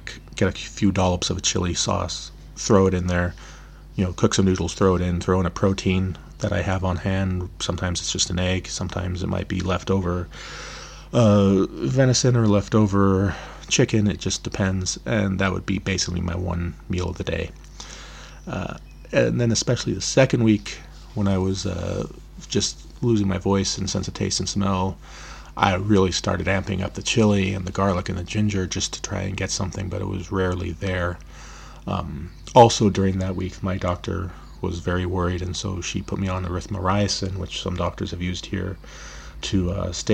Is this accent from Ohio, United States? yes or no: no; Olympic Peninsula, Washington, United States; now in Berlin, Germany; I'm originally from the Olympic Peninsula